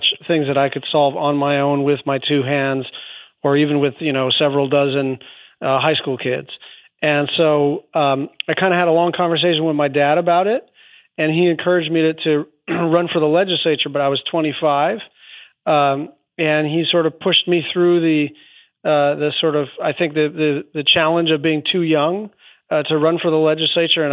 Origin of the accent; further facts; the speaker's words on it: Hawaii, United States; also born or lived in Southern California; I grew up in Hawaii, kind of concerned with the natural environment as a lot of local kids are